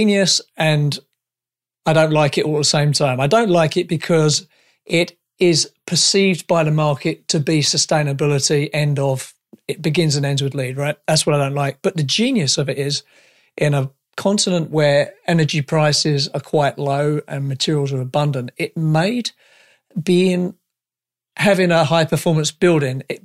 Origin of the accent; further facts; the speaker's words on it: United Kingdom; now in Canada; I'm a Brit